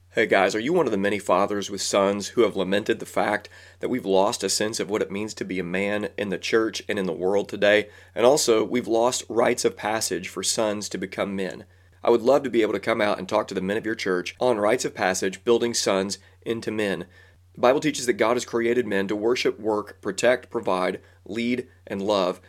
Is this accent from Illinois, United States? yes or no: yes; Southern Illinois, United States; I'm from Southern Illinois